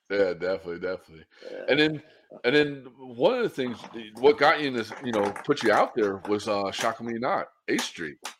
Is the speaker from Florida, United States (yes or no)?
yes; Pensacola, Florida, United States; growing up in Pensacola, Florida, and skateboarding out here